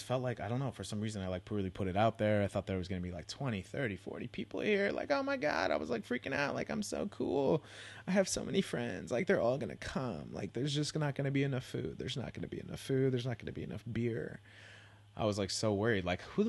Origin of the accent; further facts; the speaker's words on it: California, United States; You know, I'm from the Bay originally, so, you know, whatever.